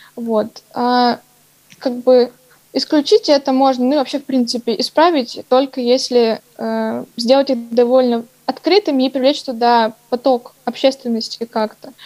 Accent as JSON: {"language": "Russian", "town": "Novosibirsk", "region": "Novosibirsk Oblast", "country": "Russia", "tie": "born or raised there", "said": "я коренной житель Новосибирска"}